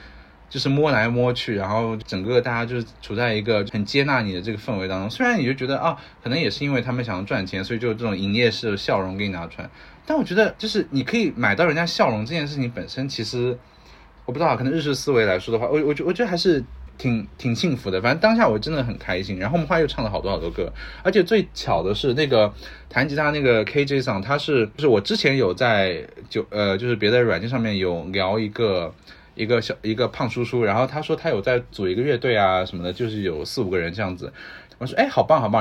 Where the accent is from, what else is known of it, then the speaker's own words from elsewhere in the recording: China; moved away as an adult; also born or lived in United States; 我们中国人讲来都来了的精神